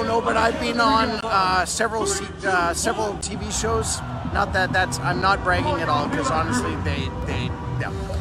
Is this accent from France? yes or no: no; Manitoba, Canada; I grew up in Manitoba